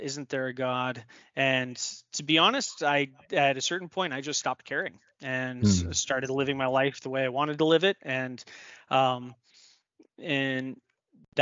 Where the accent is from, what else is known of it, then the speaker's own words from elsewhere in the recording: Denver, Colorado, United States; moved away; also born or lived in Maryland / upstate New York; I was born and raised in Denver, Colorado